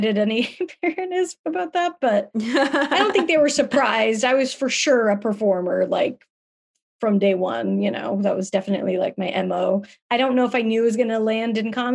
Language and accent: English; Salt Lake City, Utah, United States; moved away as an adult; also born or lived in Palm Springs, California; now in Los Angeles, United States; I was born in Palm Springs, but I was raised in Salt Lake City